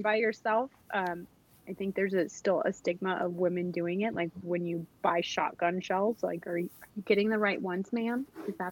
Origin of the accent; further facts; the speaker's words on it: Riverside, California, United States; moved away as an adult; now in Georgia, United States; I grew up in Riverside, California